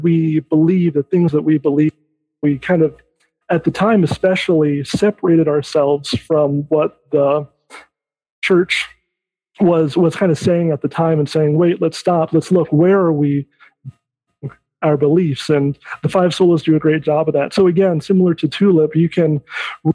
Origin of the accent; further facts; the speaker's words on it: Michigan, United States; I'm from Michigan